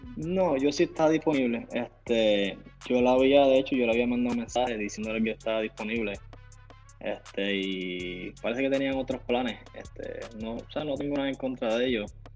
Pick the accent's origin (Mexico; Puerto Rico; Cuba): Puerto Rico; yo soy puertorriqueño, nací en Puerto Rico